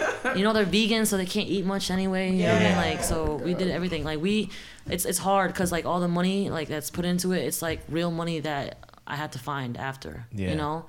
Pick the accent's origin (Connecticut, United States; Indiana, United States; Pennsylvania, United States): Connecticut, United States; Bridgeport; Connecticut too. I'm from Bridgeport, Connecticut, though.